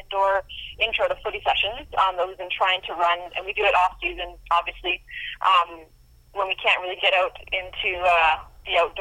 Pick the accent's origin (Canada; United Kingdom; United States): Canada; being a Canadian